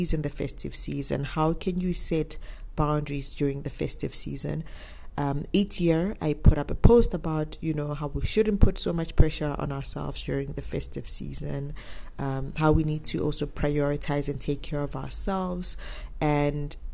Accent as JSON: {"language": "English", "country": "South Africa", "said": "I am South African"}